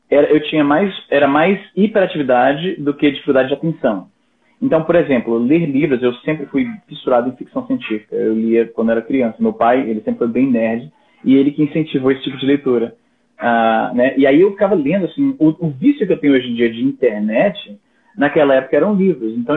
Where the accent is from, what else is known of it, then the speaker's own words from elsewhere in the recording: Fortaleza, Ceará, Brazil; also born or lived in Paraná / Maranhão; now in Canada; eu sou de Fortaleza, mas eu morei no Paraná, morei no Maranhão, e desde 2003 moro no Canadá.